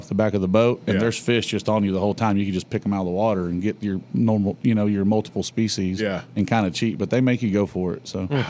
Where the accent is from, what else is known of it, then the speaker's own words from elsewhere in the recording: Texas, United States; I'm from Texas.